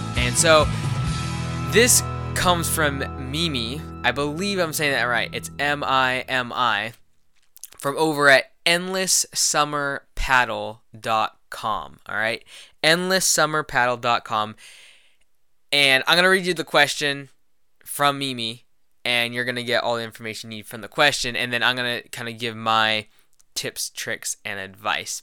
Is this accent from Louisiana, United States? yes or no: no; Louisville, Kentucky, United States; I was born in Louisville, Kentucky.